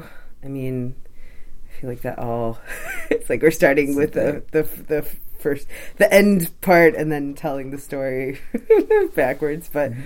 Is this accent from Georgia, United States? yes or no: no; Morton Grove, Illinois, United States; moved away as an adult; also born or lived in Philadelphia, Pennsylvania / Europe; now in New York, United States; I'm originally from a small suburb of Chicago called Morton Grove in Illinois. It's about 20 minutes from the city of Chicago. I grew up there